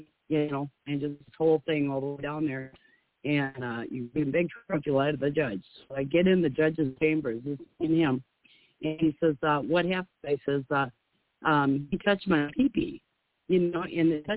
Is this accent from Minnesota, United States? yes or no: yes; Minnesota, United States; I'm from Minnesota